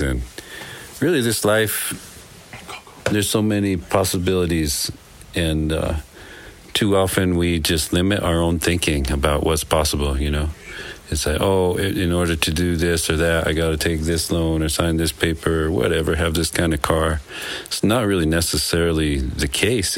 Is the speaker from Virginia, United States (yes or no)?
no; Green River, Wyoming, United States; now in Taos County, New Mexico, United States; I grew up in Green River, Wyoming